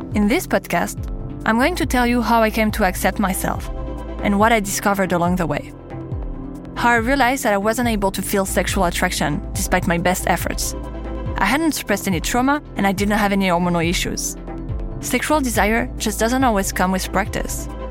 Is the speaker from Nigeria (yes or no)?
no; Paris, Île-de-France, France; accent: French; English is a second language; As you might have guessed from my accent, I'm French. I was born and raised in Paris, the city of love.